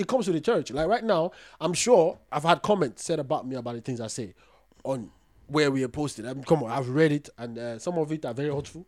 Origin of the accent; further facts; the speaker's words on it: Ghana; as a Ghanaian African woman